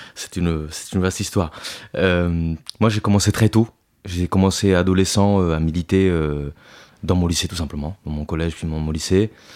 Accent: Italy; also born or lived in Paris; now in France; je suis italien, donc je suis arrivé en France en, 2000, en 2007.

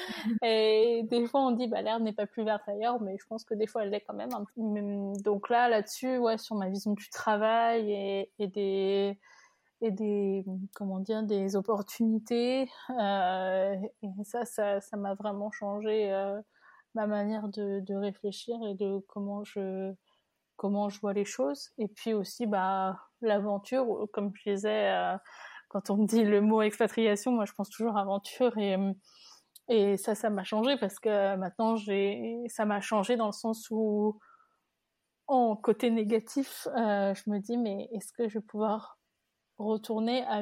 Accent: France; moved away as an adult; now in United States; je suis une Française parmi les, Américains

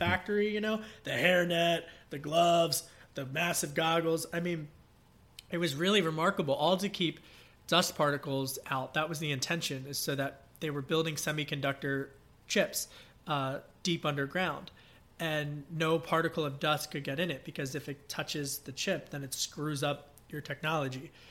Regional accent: Pennsylvania, United States; my home state of Pennsylvania, Great Commonwealth.

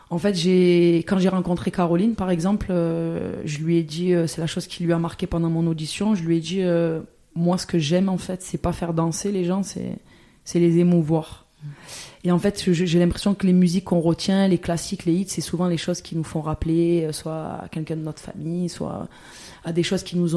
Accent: Vitrolles, Provence-Alpes-Côte d'Azur, France; also born or lived in Marseille; j'ai grandi à Vitrolles, qui est une petite ville euh, à côté de Marseille.

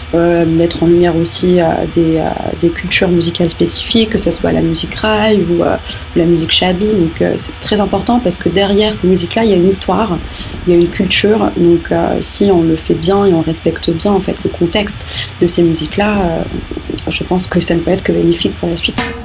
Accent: Rabat, Rabat-Salé-Kénitra, Morocco; j'ai grandi au Maroc

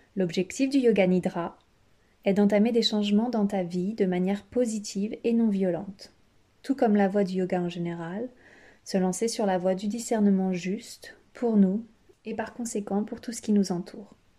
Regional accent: France; Chez nous en France

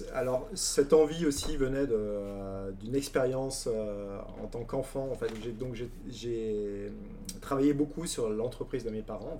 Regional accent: Champagne, Grand Est, France; moved away; also born or lived in Dijon / Burgundy; je viens donc de Champagne

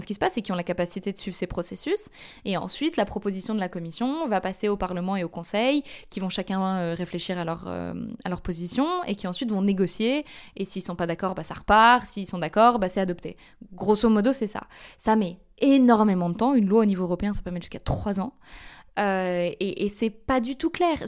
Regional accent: Paris, Île-de-France, France; moved away as an adult; also born or lived in Belgium; now in Brussels, Belgium; donc je suis belge, mais j'ai grandi en France. et donc j'ai fait toute ma scolarité et ma première partie d'université à Paris

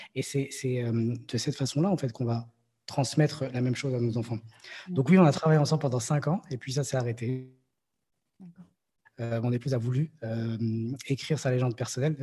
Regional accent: Morocco; je suis marocain

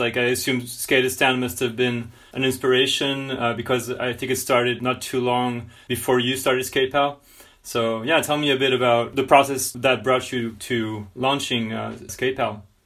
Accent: France; I'm from France

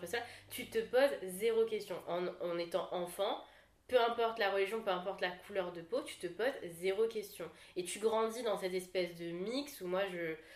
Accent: La Saline, Réunion; moved away as an adult; je suis originaire, moi, de, bah, de la Saline

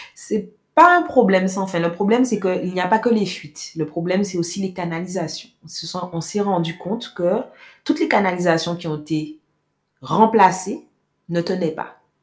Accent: Pointe-à-Pitre, Guadeloupe; J'ai grandi à Pointe-à-Pitre

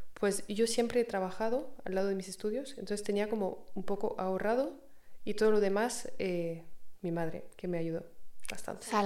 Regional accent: France; Spanish is a second language; moved away as an adult; also born or lived in Australia; yo soy de Francia

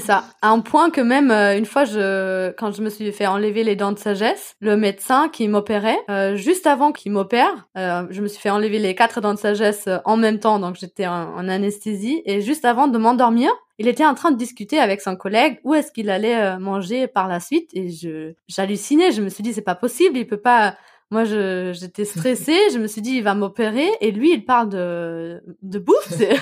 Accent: Bochum, North Rhine-Westphalia, Germany; French is a second language; moved away as an adult; also born or lived in Paris, France; now in Nanterre, France; je viens aussi d'une grande ville euh, moi-même en Allemagne. Je viens de Bochum

